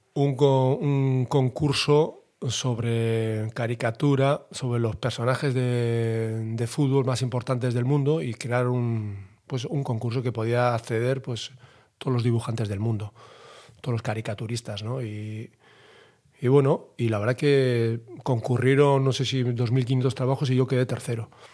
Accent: Bilbao, Basque Country, Spain; me siento muy reconocido yo aquí en Bilbao. Yo creo que soy profeta en mi tierra

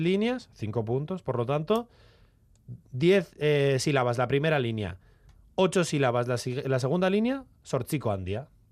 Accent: Valle de Trápaga-Trapagaran, Basque Country, Spain; el Valle de Trápaga, en mi pueblo

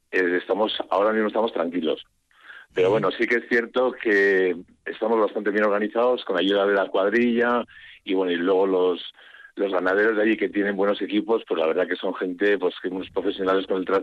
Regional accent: Archua, Basque Country, Spain; yo soy de Anchúa, ¿eh? pero bueno, de la Junta de Luna, sí.

